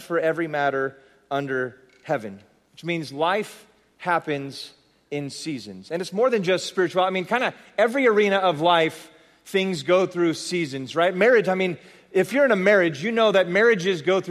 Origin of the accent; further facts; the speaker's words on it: San Jose, California, United States; I'm from San Jose, California